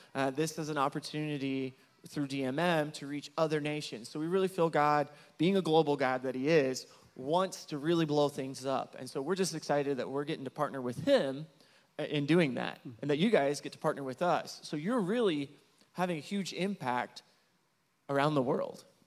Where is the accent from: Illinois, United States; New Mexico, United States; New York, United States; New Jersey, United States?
Illinois, United States; Marion; moved away as an adult; also born or lived in Champaign, Illinois; now in Zacatecas, Mexico; I'm originally from Southern Illinois, from Marion